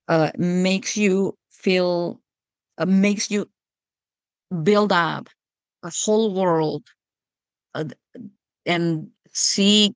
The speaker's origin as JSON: {"language": "English", "country": "Spain", "tie": "born or raised there", "moved": "as an adult", "lives_now": "Juneau, United States", "said": "my accent is definitely not American. I come from Europe and from Spain. I grew up and lived in Spain until well into adulthood"}